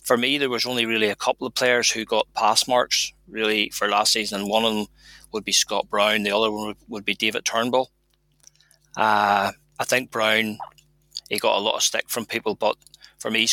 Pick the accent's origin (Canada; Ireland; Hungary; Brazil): Ireland; as Irish supporters